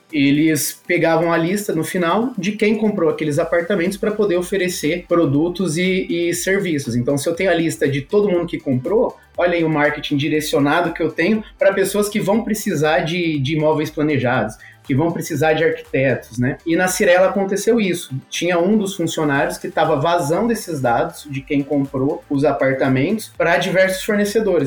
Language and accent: Portuguese; Brazil; nós somos brasileiros